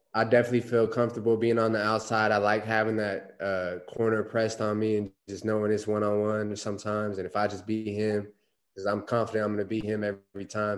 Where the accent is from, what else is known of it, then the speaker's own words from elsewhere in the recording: Phoenix, Arizona, United States; I'm actually born and raised in Phoenix. Um, grew up here, went to high school at Boulder Creek High School, about 30 minutes north of Phoenix